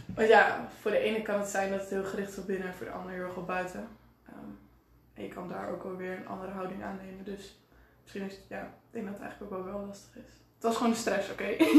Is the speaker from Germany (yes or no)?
no; Enschede, Overijssel, Netherlands; 19 jaar en ik kom uit Enschede.